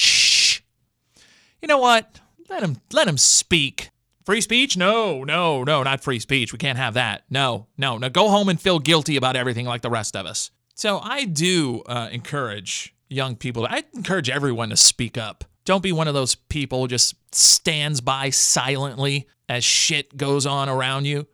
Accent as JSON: {"language": "English", "region": "Louisiana", "country": "United States", "tie": "born or raised there", "said": "I grew up in the Louisiana educational system"}